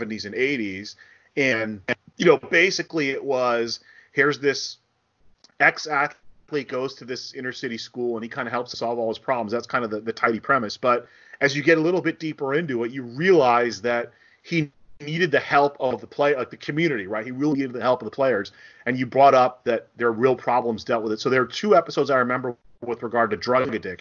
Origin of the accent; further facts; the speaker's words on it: New Jersey, United States; I grew up in New Jersey